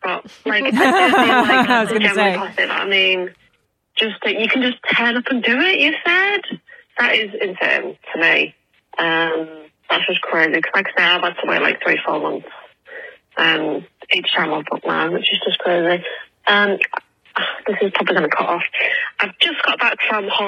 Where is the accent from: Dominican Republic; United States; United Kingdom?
United Kingdom; England; from England